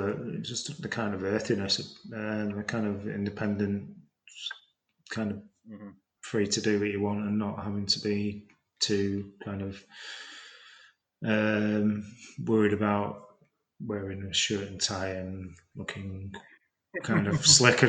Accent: Preston, North West England, United Kingdom; moved away; No, I'm from, I don't know if my accent sort of tells a lie. I'm originally from Preston, so if you put me in a room full of Prestonians, I'd soon be saying Luke in the Coot Book and all this sort of thing.

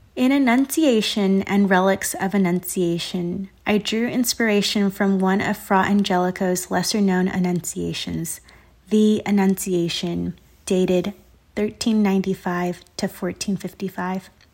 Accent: Southern California, United States; now in Chicago, United States; I'm an artist and visual maker currently located in Chicago and born and raised in Southern California

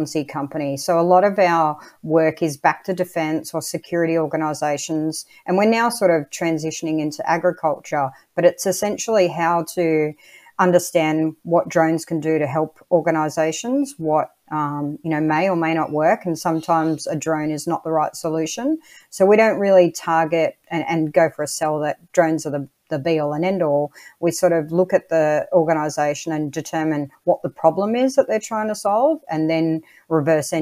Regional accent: New South Wales, Australia; I grew up on the Australian East Coast in New South Wales

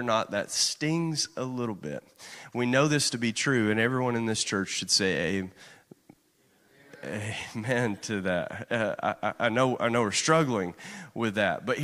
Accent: Kentucky, United States; moved away as an adult; growing up in Kentucky

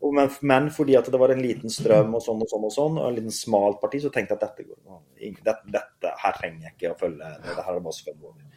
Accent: Mjømna, Vestland, Norway; jeg begynte på den øyen Mjømna ute i havgapet

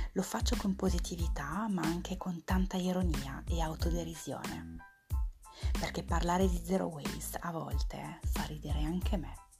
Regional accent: Lyon, Auvergne-Rhône-Alpes, France; moved away as an adult; now in Province of Milan, Italy; Vengo dal Lione, in Francia. Mi sono trasferita in Italia nel duemila e cinque e vivo in provincia di Milano.

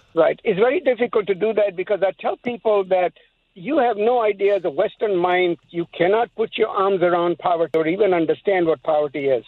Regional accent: Pakistan; now in United States; I'm from Pakistan

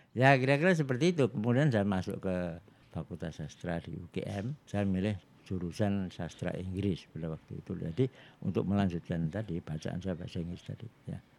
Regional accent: Surakarta, Central Java, Indonesia; saya itu orang Jawa ya dan di Solo itu ya semua orang ngomong bahasa Jawa kalau di sekolah

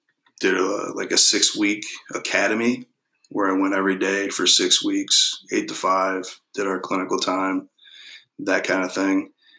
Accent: Warren, Michigan, United States; also born or lived in Troy, Michigan / Tecumseh, Michigan; We moved back to Metro Detroit. Grew up in Warren, basically. Warren is home base, okay. Basically.

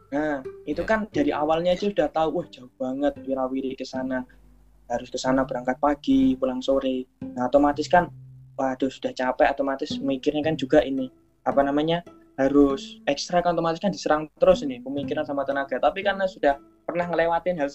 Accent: Jayapura, Papua, Indonesia; also born or lived in Java; Jayapura Jayapura Papua masih orang orang Jawa lahir besar di Papua kuliah di Jawa lagi dan akan kembali ke Papua insya Allah.

